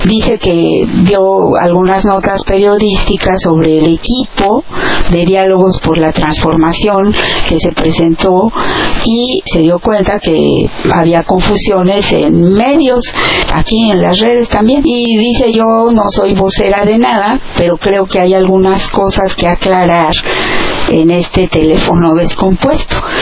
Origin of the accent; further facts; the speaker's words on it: Mexico; now in United States; nosotros como mexicanos